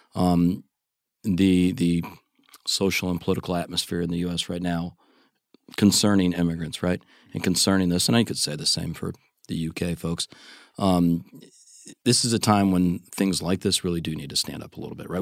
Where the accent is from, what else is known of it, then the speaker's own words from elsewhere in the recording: United States; the American in the room